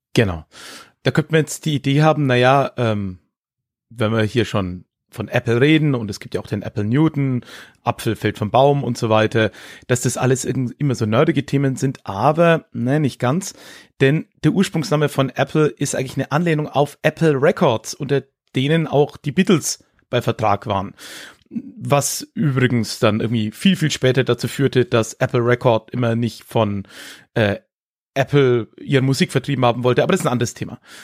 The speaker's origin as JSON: {"language": "German", "town": "Höchstadt an der Aisch", "region": "Bavaria", "country": "Germany", "tie": "born or raised there", "also_born_or_lived": "Erlangen", "said": "Erlangen, wo ich geboren bin, ist sehr evangelisch, war ja auch Hugenottenstadt. Mhm. Und aber dann die Region Höchstadt, in der ich, ja, wie es der Kollege am Anfang gesagt hat, groß geworden bin"}